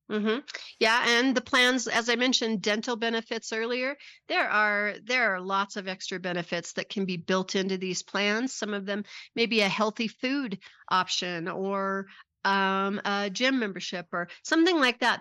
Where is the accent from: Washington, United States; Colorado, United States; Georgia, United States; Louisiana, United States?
Colorado, United States; Pueblo; I'm a Colorado native also. I was born in Pueblo, Colorado